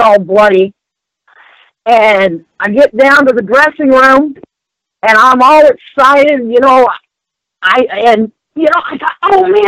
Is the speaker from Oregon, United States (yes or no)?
yes; Salem, Oregon, United States; born or raised there